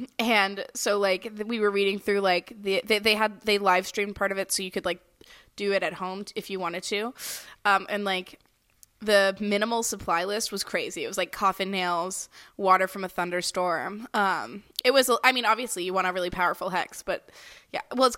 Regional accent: the South, United States; I'm from the south doesn't mean I'm from a swamp

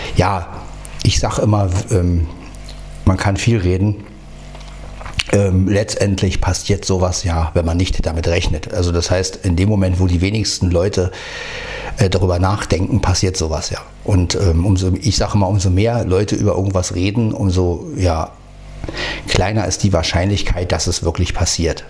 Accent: Berlin, Germany; moved away; Berlin, Berlin, meine Heimat

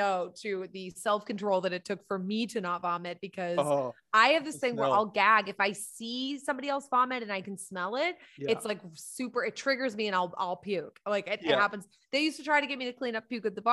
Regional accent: Boston, Massachusetts, United States; I'm from Boston

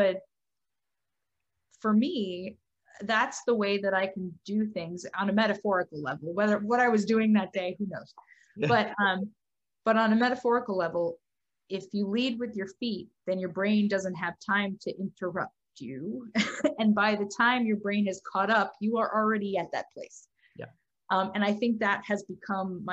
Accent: Dallas, Texas, United States; moved away as an adult; also born or lived in Boston; now in New York, United States; I grew up in Texas, in Dallas, and then I went to school in Boston, and then ended up here

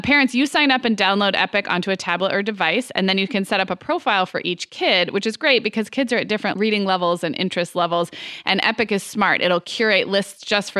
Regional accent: Santa Barbara, California, United States; also born or lived in Chicago / Arizona; now in Orange County, United States; my hometown of Santa Barbara

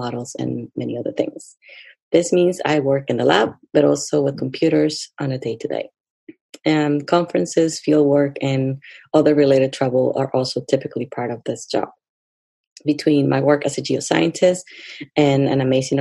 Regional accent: Lima, Peru; now in United States; I was born and raised in Lima, Peru, and I have been in the USA for a number of years.

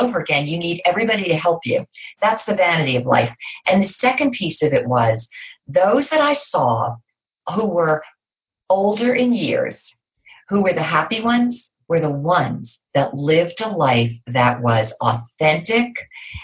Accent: New Jersey, United States; I grew up in New Jersey

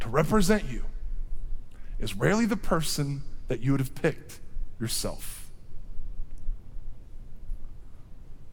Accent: Iowa, United States; I'm from Iowa

